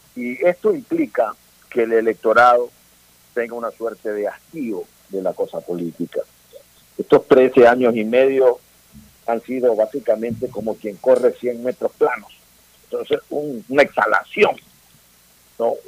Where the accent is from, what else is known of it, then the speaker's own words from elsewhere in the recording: Ecuador; como ecuatorianos